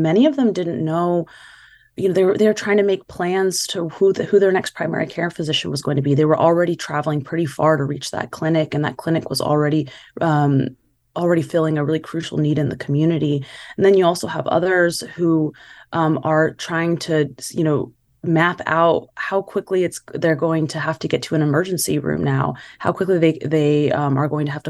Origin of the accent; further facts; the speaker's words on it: Bakersfield, California, United States; I grew up in Bakersfield, and you know, it's bigger than Madera.